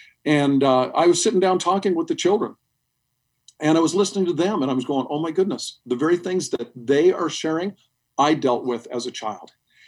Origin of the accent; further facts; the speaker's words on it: Sri Lanka; When I was a little boy, my parents were missionaries in Sri Lanka. And when I was raised in Sri Lanka, we had death squads come to the house.